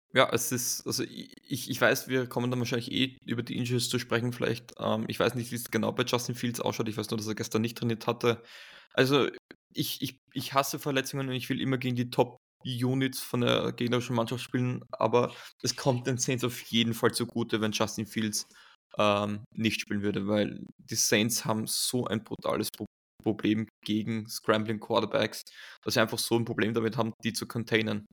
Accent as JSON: {"language": "German", "town": "Graz", "region": "Styria", "country": "Austria", "tie": "born or raised there", "said": "in meiner Heimatstadt Graz im Süden von Österreichs"}